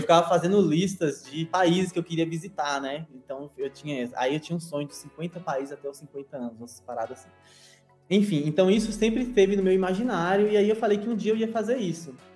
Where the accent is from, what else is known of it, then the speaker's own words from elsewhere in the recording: Vitória da Conquista, Bahia, Brazil; moved away; eu sou de Vitória da Conquista, interior da Bahia, Nordeste, Brasil, América do Sul